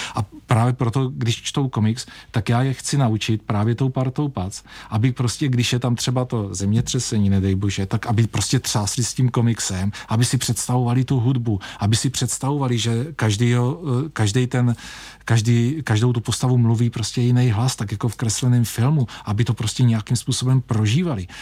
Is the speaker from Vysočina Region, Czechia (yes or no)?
yes; Vysočina Region, Czechia; tady Vysočina, eh, Třebíč a Jihlava, to je prostě můj domov